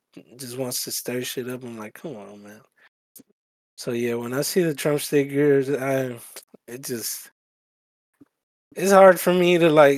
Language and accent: English; El Salvador; now in United States; I came from Salvador